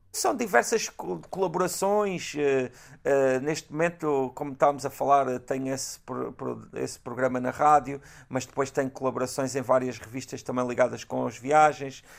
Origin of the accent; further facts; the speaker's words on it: Galveias, Alentejo, Portugal; Galveias, como não podia deixar de claro. ser a minha terra